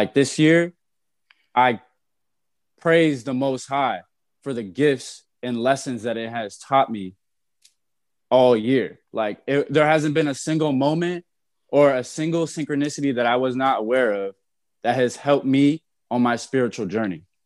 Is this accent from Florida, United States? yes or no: yes; Naples, Florida, United States; also born or lived in Miami; Came from Naples, was born in Miami, but I was raised in Naples